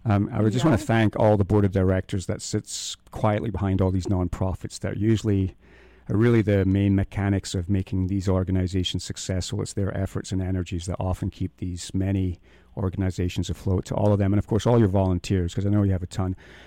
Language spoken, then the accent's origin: English; Scotland, United Kingdom; now in Moab, United States; I'm a Scotsman.